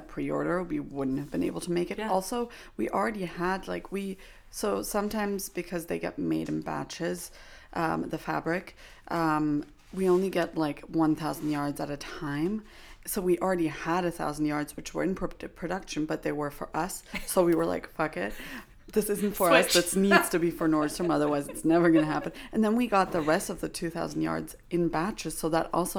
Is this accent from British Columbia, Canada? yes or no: yes; Vancouver, British Columbia, Canada; moved away; I'm from Vancouver. Like, I lived in Vancouver for many years.